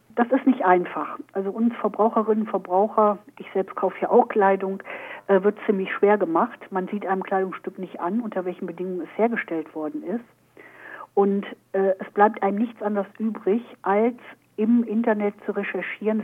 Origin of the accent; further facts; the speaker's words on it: Germany; hier bei uns in Deutschland